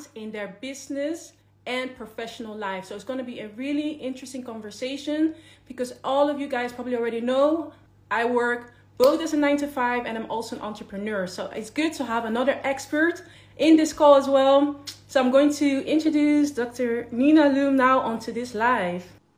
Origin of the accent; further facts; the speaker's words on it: Netherlands; now in United Kingdom; I am from the Netherlands, so I can remember when I moved from Netherlands to the UK